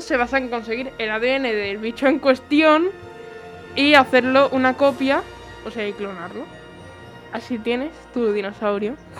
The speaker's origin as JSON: {"language": "Spanish", "country": "Spain", "said": "somos los españoles"}